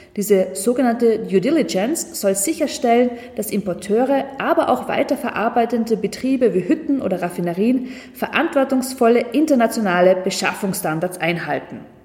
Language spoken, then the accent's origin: German; Austria; wir als Österreicher